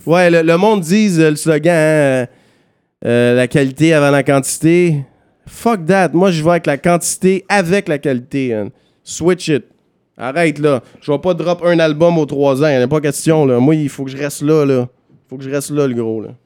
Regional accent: Montreal, Quebec, Canada; je suis un gars de Villeray

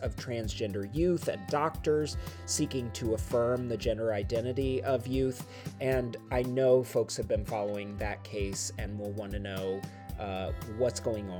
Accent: Florida, United States; moved away as an adult; now in Greenwood Lake, United States; I am from Florida and not used to this

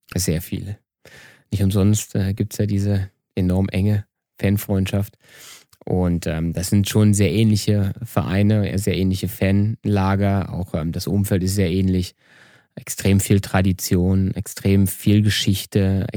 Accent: Eberswalde, Brandenburg, Germany; now in Vienna, Austria; Eberswalde, irgendwo um nirgendwo. Damals gab es keine Talentzentren zentriert und da, wo ich aufgewachsen bin, gab es gar nichts

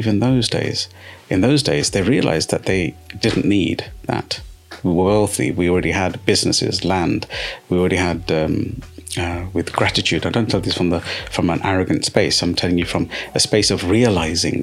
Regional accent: United Kingdom; I'm a British-born Sikh

